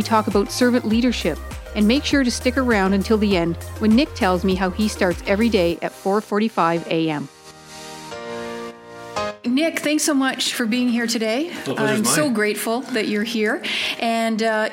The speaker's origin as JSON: {"language": "English", "country": "Canada", "tie": "born or raised there", "said": "growing up in Canada, and, I come from a family of hockey players"}